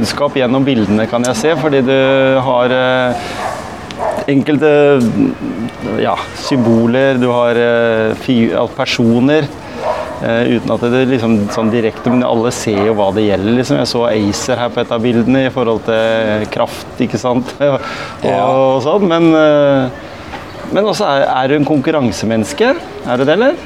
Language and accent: Norwegian; Gimsøy, Telemark, Norway; also born or lived in Gråten; Jeg vokste opp på Gjemse